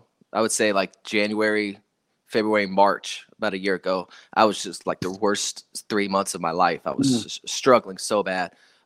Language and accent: English; South Dakota, United States; a place where I grew up in South Dakota on an Air Force base and I had a great childhood, man.